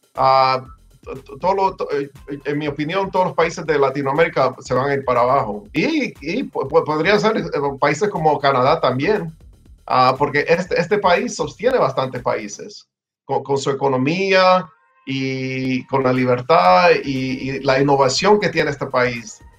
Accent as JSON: {"language": "Spanish", "town": "Homestead", "region": "Florida", "country": "United States", "tie": "born or raised there", "also_born_or_lived": "El Salvador", "lives_now": "Miami, United States", "said": "nosotros llegamos aquí en, Miami, bueno, en Homestead. Yo, yo viví, yo, yo me crié en Homestead"}